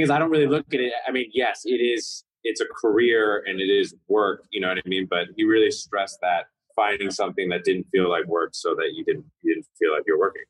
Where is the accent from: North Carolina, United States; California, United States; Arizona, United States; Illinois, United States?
California, United States; growing up in California